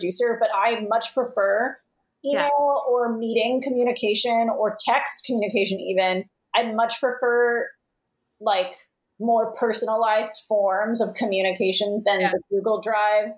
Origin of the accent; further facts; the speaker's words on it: Los Angeles, California, United States; now in Chicago, United States; I was born in Los Angeles. I've never lived there as an adult, but I was born there